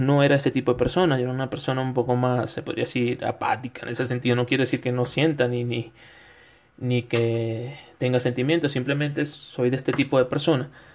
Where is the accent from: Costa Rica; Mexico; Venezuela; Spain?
Venezuela; moved away as an adult; also born or lived in Quito, Ecuador; now in Cuenca, Ecuador; en Venezuela, donde soy, del estado de Suárez